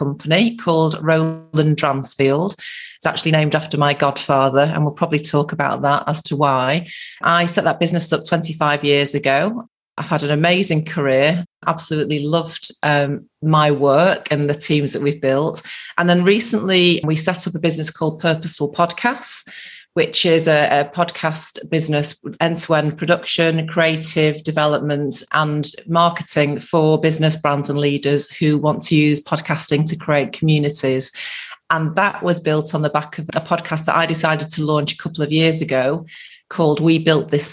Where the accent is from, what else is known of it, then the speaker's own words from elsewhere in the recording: Manchester, North West England, United Kingdom; also born or lived in Salford / Birmingham; I was born in central Manchester and then lived in a suburb of Manchester, grew up there, went to school in a place called Salford